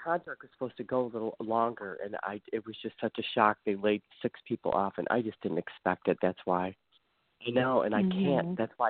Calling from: Ohio, United States; I'm calling from the Ohio area.

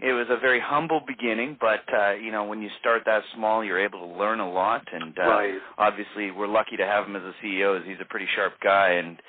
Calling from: Vancouver, British Columbia, Canada; I am calling in from beautiful Vancouver, British Columbia on the west coast of Canada.

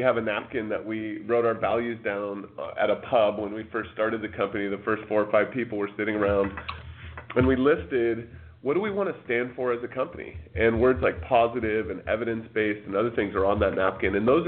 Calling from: Bellevue, Washington, United States; I'm calling from Bellevue, Washington.

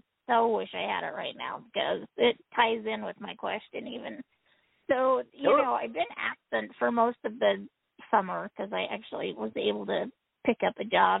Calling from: Utah, United States; I am calling from Utah

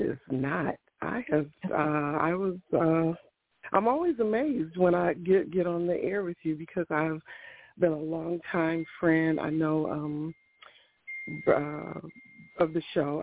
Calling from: Ohio, United States; I am calling from Ohio

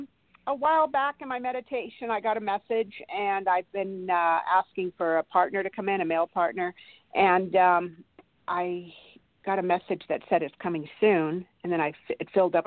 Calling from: California, United States; from California.

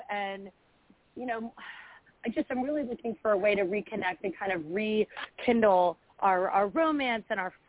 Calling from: Philadelphia, Pennsylvania, United States; Hi, Claire. … from Philadelphia.

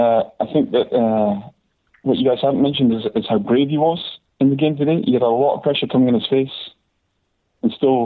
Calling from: Scotland, United Kingdom; It's … from Scotland.

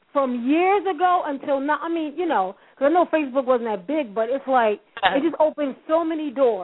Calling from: Hartford, Connecticut, United States; And I'm calling from Hartford, Connecticut.

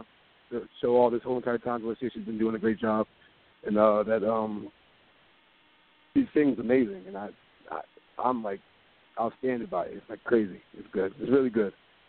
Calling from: Maplewood, New Jersey, United States; I'm calling from Maplewood, New Jersey.

